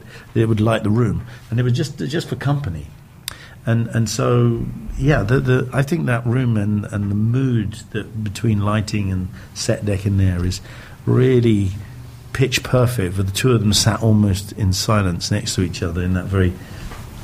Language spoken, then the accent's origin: English; England, United Kingdom; also born or lived in London; as an Englishman from the United Kingdom